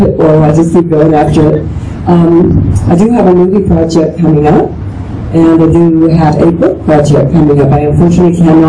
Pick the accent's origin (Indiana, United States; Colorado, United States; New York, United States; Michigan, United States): Colorado, United States; Colorado Springs; moved away; also born or lived in Manhattan, Kansas / Los Angeles; I was raised here